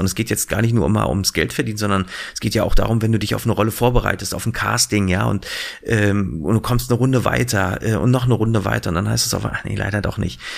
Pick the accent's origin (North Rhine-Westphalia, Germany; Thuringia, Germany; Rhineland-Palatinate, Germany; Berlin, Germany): Berlin, Germany; ich bin ja in Berlin groß geworden